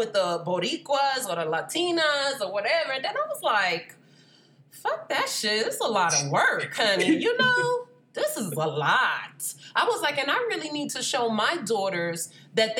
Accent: Atlanta, Georgia, United States; I grew up in Atlanta

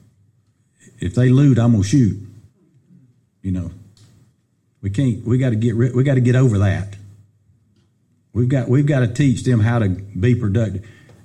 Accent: Pickens County, South Carolina, United States; this is my hometown

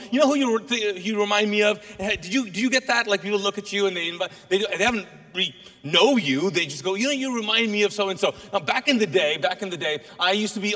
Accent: Kuwait; first language Urdu; English is a second language; now in Charlotte, United States; I'm actually Pakistani. My native language is Urdu. That's where we speak in Urdu. But I was born and raised in Kuwait

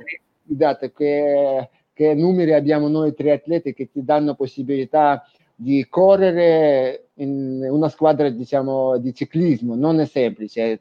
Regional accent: Ukraine; Italian is a second language; now in Italy; Sono ucraino

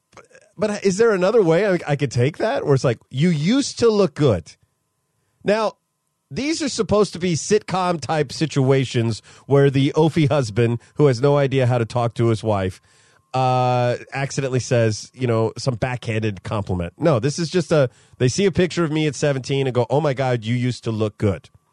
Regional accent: Modesto, California, United States; moved away; my hometown of Modesto, California

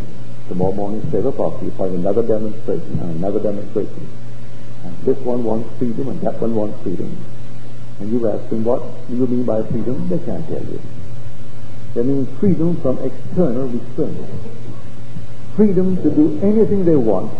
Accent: Barbados; now in United States; I came here as a stranger to America, but not from the day I landed did I ever think myself other than one with America. I never called myself an American Barbadian or an American West Indian

